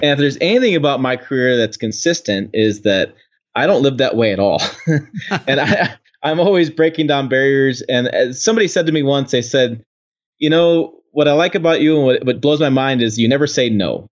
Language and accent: English; Janesville, Wisconsin, United States; I was born in Janesville, out, outside the Janesville assembly plant